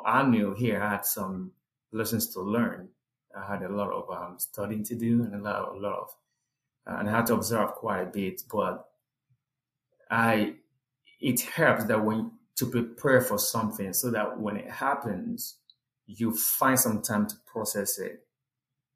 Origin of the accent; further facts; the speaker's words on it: Nigeria; moved away as an adult; now in United States; someone like me from the middle of nowhere, Nigeria